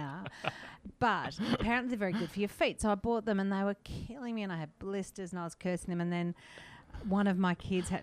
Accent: Melbourne, Victoria, Australia; I'm from Melbourne

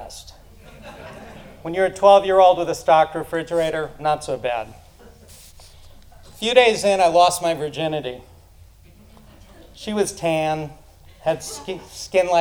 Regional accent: Roslyn, New York, United States; born or raised there

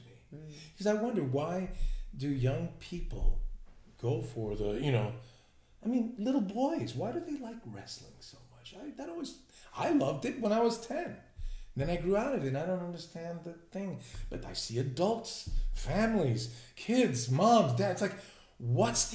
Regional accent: New York City, New York, United States; I'm from New York

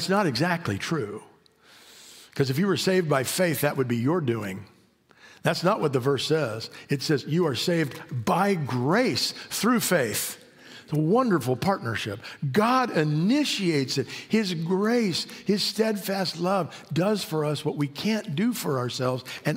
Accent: Mojave Desert, California, United States; moved away as an adult; My wife and I grew up on the Mojave Desert. Spent the first 25 years of my life on the Mojave Desert.

